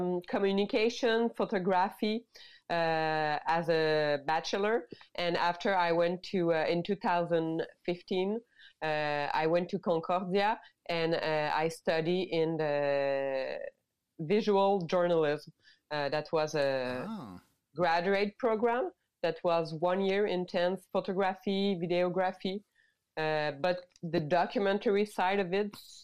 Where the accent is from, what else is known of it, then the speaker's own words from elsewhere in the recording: Mont-Laurier, Quebec, Canada; English is a second language; now in Montreal, Canada; I grew up in Mont-Laurier in maybe 2 hours 30 north of Montreal.